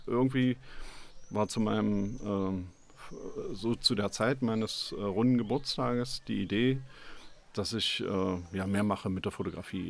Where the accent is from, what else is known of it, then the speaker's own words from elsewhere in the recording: Magdeburg, Saxony-Anhalt, Germany; ich bin Magdeburger